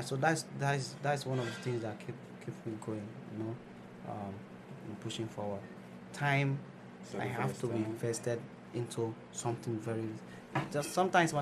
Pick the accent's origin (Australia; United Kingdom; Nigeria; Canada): Nigeria; moved away; So I have other things going on in my home country